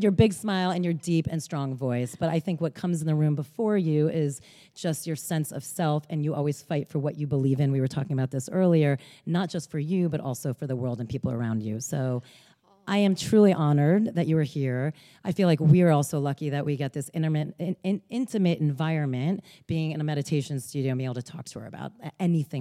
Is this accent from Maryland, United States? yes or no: no; Bergen County, northern New Jersey, United States; I'm from Northern Jersey, Bergen County